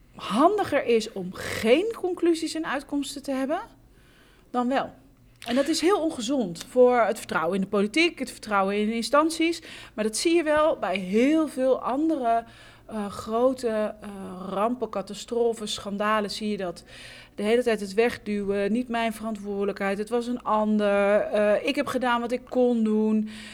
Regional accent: Haarlem, North Holland, Netherlands; Ik kom uit Haarlem

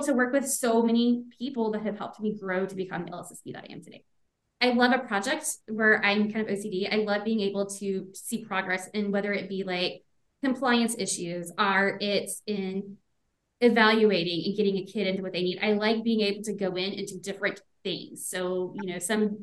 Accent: Beaumont, Texas, United States; I grew up in the Beaumont area

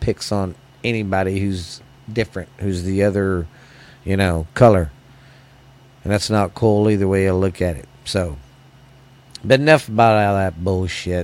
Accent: United States; as Americans

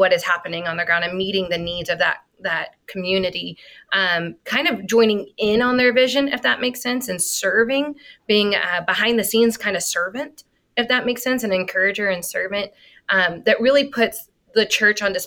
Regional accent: United States; also born or lived in Colombia; I'm American, Oscar's Colombian, I lived in Colombia

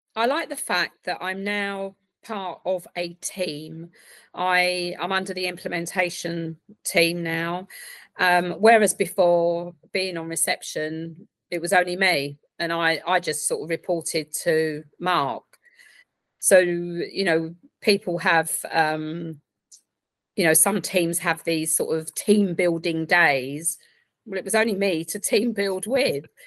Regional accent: Essex, East of England, United Kingdom; now in Reading, United Kingdom; originally from Essex

